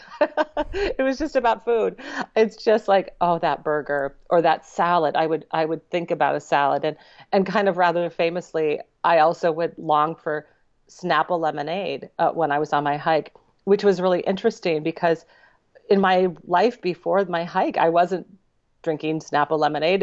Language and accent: English; Minnesota, United States; also born or lived in Spangler, Pennsylvania; I'm from Minnesota. I, I grew up there, and I always say that's where I'm from